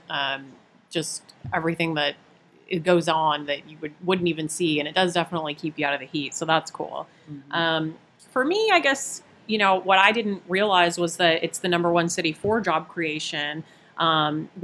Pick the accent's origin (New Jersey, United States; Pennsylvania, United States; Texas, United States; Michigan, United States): Texas, United States; Houston; I do take pride that I am from Houston. I've been in Houston most of my life.